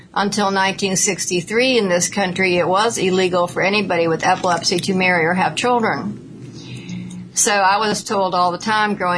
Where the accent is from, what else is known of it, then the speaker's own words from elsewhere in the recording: Atlanta, Georgia, United States; moved away as an adult; also born or lived in New York; now in Ooltewah, United States; I was raised in Atlanta